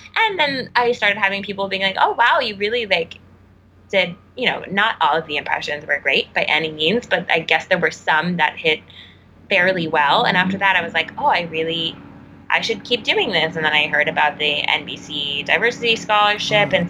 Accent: Texas, United States; moved away; where I grew up back home in Texas

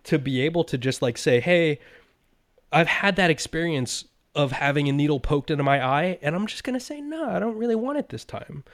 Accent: United States; I'm an American

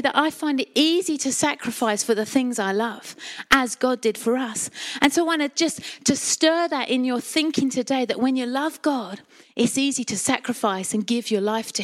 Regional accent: Colchester, East of England, United Kingdom; I'm a Colchester girl, born and bred in Essex

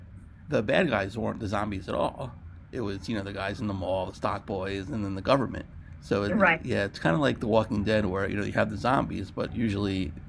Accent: New York City, New York, United States; Yeah, I grew up in Queens, so.

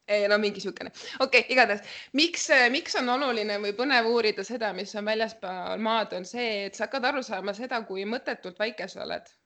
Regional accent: Central Estonia, Estonia; also born or lived in Sargvere, near Paide; ma olen pärit Kesk-Eestist ja Kesk-Eestis ma käisin põhikoolis

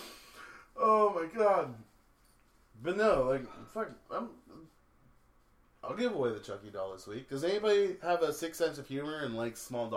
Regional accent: Michigan, United States; I'm from the Bible Belt of Canada, which is known as Michigan.

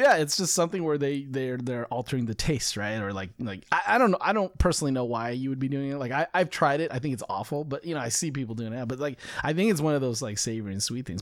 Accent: United States; I'm more American than I am Chinese in most cases

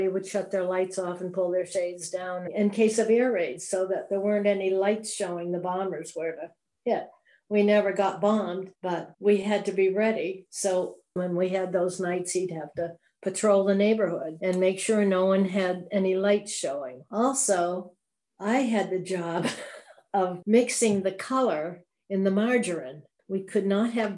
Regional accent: South Hadley, Massachusetts, United States; also born or lived in Holyoke, Massachusetts / Mount Vernon, New York; I grew up in South Hadley, Mass.

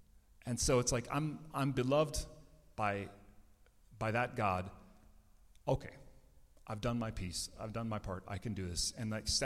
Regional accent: Minnesota, United States; I'm some guy from Minnesota

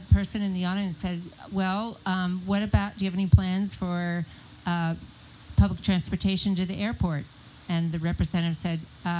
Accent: Philadelphia, Pennsylvania, United States; now in San Diego, United States; I grew up in Philadelphia where they had a, there's a very good train system.

